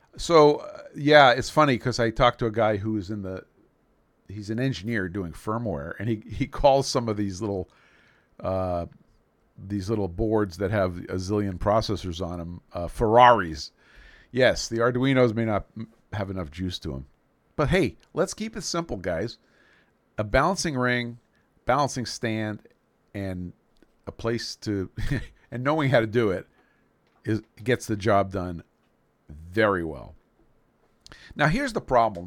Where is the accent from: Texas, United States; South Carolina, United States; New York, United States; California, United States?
New York, United States; New York City; I grew up in New York City.